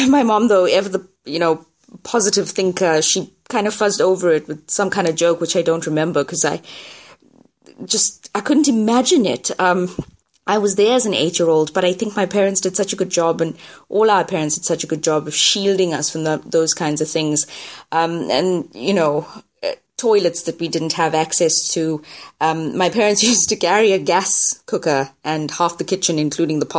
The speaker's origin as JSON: {"language": "English", "country": "South Africa", "said": "I am South African."}